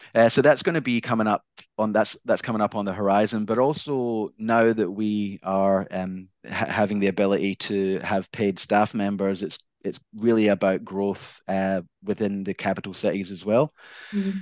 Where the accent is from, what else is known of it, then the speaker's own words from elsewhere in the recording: Glasgow, Scotland, United Kingdom; accent: Scottish; now in Australia; originally, I'm from Glasgow, Scotland